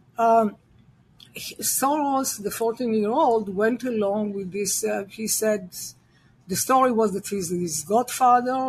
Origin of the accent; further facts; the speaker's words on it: Israel; now in United States; I'm Jewish, and I was born and raised in Israel. I am an American citizen as well